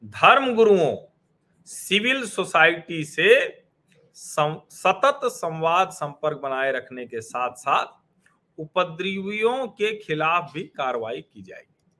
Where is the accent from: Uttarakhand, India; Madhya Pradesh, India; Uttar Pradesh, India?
Uttar Pradesh, India; Prayagraj; उत्तर प्रदेश में भी हमारा शहर प्रयागराज